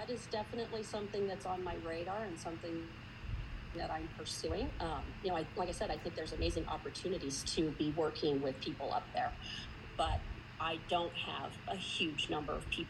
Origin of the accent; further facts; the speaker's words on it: Jackson, Wyoming, United States; moved away as an adult; now in Scottsdale, United States; I grew up in Jackson Hole, Wyoming.